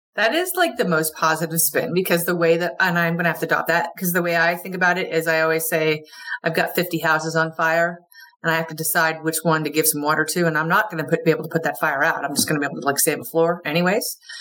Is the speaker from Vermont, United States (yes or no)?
yes; Vermont, United States; moved away; also born or lived in Wilmington / Georgia; I'm from Vermont originally. I'm a you know more or less a Yankee up here